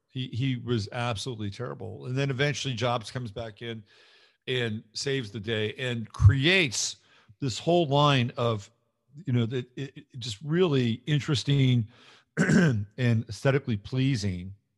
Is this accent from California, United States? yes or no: yes; California, United States; I'm not from Michigan. I grew up in California